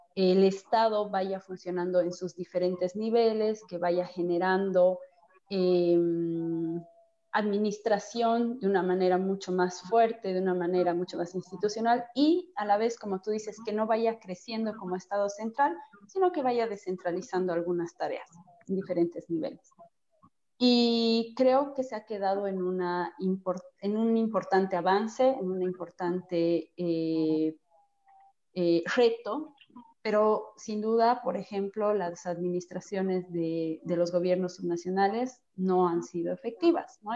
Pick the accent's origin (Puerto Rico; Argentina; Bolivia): Bolivia; como bolivianos